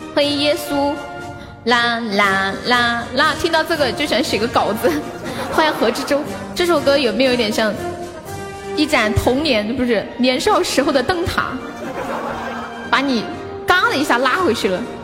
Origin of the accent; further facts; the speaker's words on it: Sichuan, China; 我们四川人